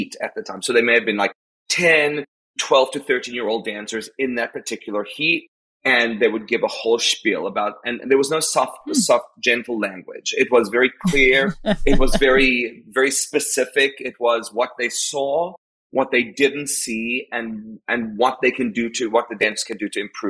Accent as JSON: {"language": "English", "country": "South Africa", "tie": "born or raised there", "moved": "yes", "said": "I am South African."}